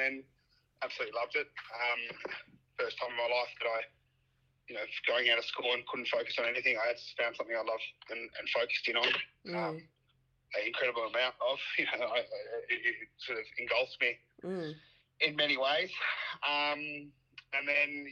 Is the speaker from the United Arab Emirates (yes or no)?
no; The Patch, Victoria, Australia; Victoria. So I grew up in the Patch.